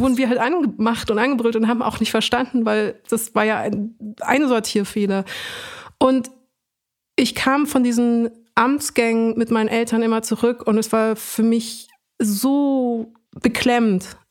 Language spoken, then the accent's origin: German; Munich, Bavaria, Germany; ich wurde in München geboren und bin hier auch mhm. aufgewachsen